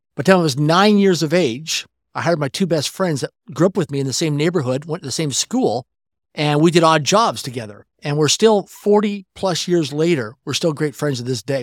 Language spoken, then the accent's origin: English; Swift Current, Saskatchewan, Canada; I grew up in Swift Current, Saskatchewan, Canada, a city of less than twenty thousand people in population